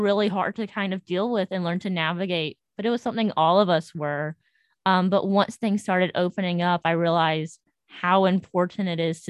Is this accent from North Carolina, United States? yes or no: yes; North Carolina, United States; moved away as an adult; And I'm from North Carolina.